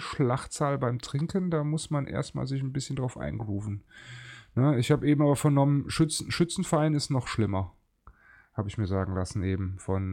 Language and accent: German; Cologne, North Rhine-Westphalia, Germany; ich bin geborener Kölner, mit dem Karneval groß geworden